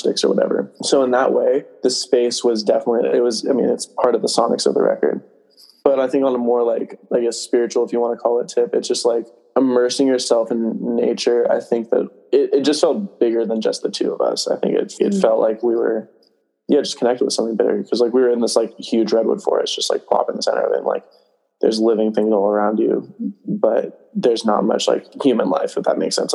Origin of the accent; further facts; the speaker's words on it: near Mavericks, California, United States; growing up there